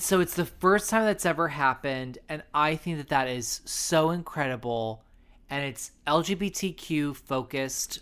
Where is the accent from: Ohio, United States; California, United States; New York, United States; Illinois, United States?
California, United States; San Diego; I'm from San Diego, so I'm from Southern California.